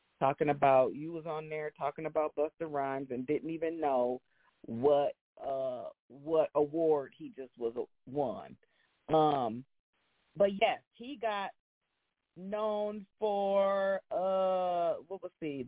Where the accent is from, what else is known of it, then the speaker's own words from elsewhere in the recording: Grand Rapids, Michigan, United States; my hometown of Grand Rapids, Michigan